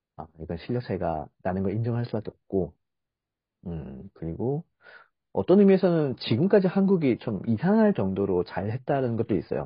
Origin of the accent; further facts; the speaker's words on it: South Korea; 한국 사람 입장에서